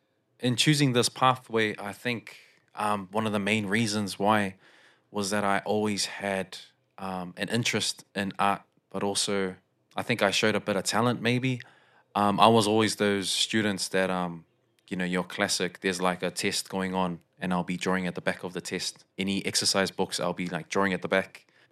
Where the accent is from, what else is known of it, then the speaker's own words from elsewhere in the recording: South Auckland, Auckland, New Zealand; also born or lived in Fiji; So I wasn't born in South Auckland, but I basically was moved from Fiji to South Auckland.